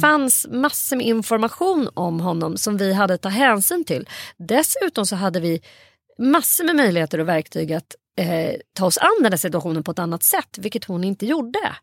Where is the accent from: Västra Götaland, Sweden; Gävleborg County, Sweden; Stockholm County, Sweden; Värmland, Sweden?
Stockholm County, Sweden; Saltsjöbaden; i vårt grannskap där jag växte upp i Saltsjöbo